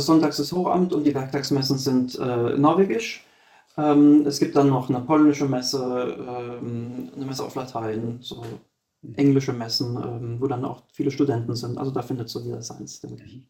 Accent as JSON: {"language": "German", "country": "Germany", "moved": "as an adult", "said": "bei uns in Deutschland"}